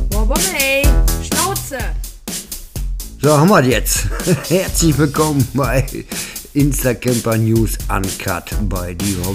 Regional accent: Dinslaken, North Rhine-Westphalia, Germany; born there; Ich bin gebürtig aus Dienstlagen, Ecke Grenze Oberhausen, Duisburg halt die Ecke, also fast Ruhrportler tatsächlich.

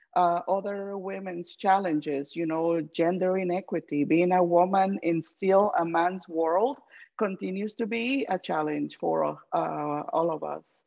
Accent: Guatemala; now in United States; I am from Guatemala

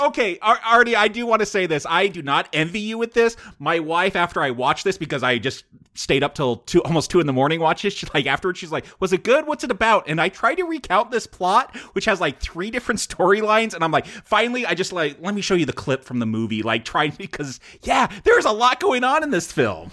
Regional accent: Simi Valley, California, United States; I grew up in Simi Valley

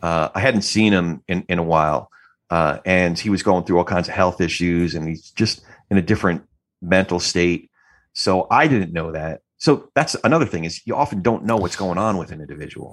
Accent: New Jersey, United States; I'm from Jersey

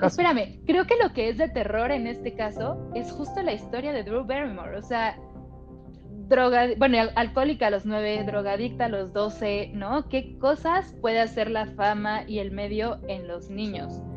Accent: Mexico City, Mexico; quienes somos de la Ciudad de México

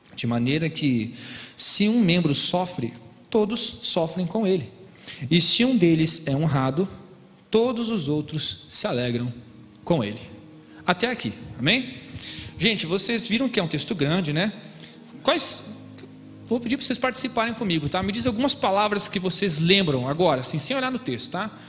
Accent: Gaúcho, Rio Grande do Sul, Brazil; moved away as an adult; now in São Paulo, Brazil; Eu sou gaúcho, mas meu pai é paranaense e eu estou morando em São Paulo

